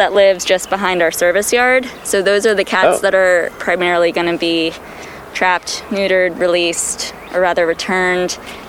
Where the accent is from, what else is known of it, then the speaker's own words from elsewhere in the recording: Maryland, United States; also born or lived in Washington, D.C.; So I was born and raised in Maryland, and then I moved up here when I transferred from American University down in Washington, D.C., and completed my undergrad at Brooklyn College.